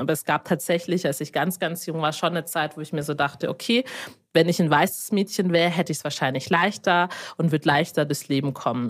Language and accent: German; Lindau, Bavaria, Germany; ich bin in Lindau geboren